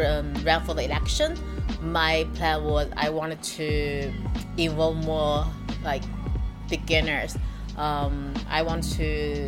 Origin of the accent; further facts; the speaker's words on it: Suzhou, Jiangsu, China; moved away as an adult; now in Shanghai, China; I was born in Suzhou, but I've lived in Shanghai for almost 6 years.